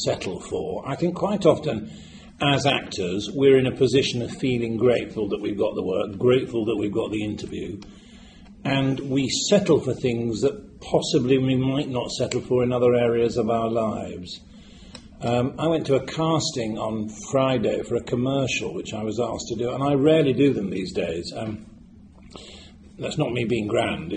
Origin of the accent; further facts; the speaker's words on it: Yorkshire and the Humber, United Kingdom; I come from Yorkshire